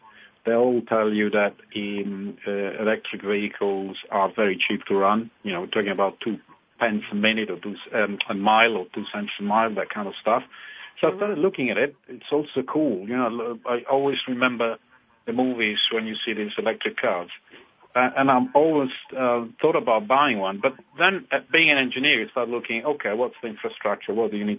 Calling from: west of London, South East England, United Kingdom; I'm calling from west of London in the countryside.

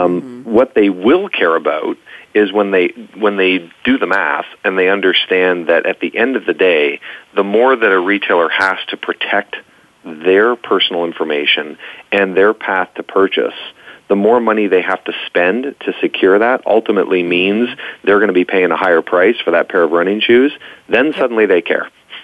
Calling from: Ontario, Canada; I was rooting for my Toronto Blue Jays, so I'm sitting in a community north of the city.

